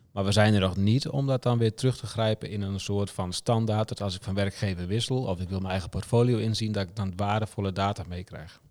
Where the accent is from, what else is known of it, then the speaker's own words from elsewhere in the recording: Friesland, Netherlands; ik kom ook uit Friesland.